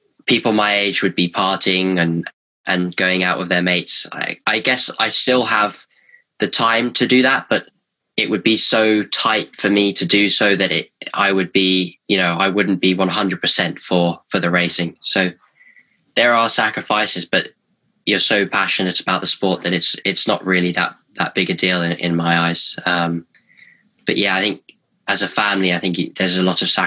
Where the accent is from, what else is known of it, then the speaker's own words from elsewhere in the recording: United Kingdom; I'm 16, I'm British